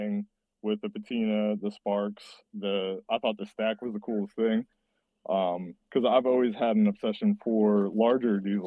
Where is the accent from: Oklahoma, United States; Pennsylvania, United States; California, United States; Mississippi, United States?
Pennsylvania, United States; now in Raleigh, United States; So I grew up in Pennsylvania. I didn't always live in North Carolina. I grew up in Pennsylvania